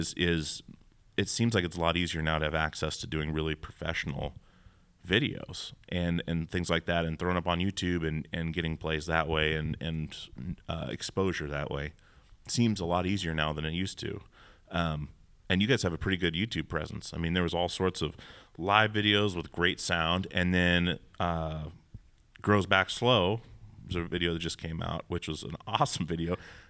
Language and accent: English; Alaska, United States; I'm from Alaska, And we do not say it that way.